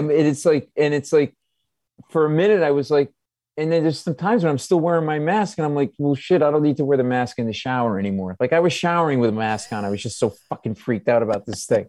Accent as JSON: {"language": "English", "town": "Providence", "region": "Rhode Island", "country": "United States", "tie": "born or raised there", "moved": "yes", "lives_now": "New York, United States", "said": "I grew up in Providence."}